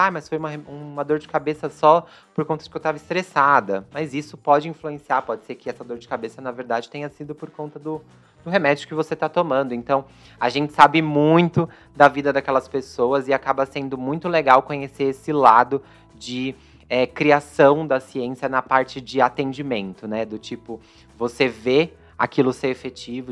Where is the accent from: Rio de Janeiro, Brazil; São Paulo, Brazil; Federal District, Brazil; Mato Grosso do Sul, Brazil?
São Paulo, Brazil; Eu sou da Zona Leste aqui de São Paulo, sempre estudei em escola pública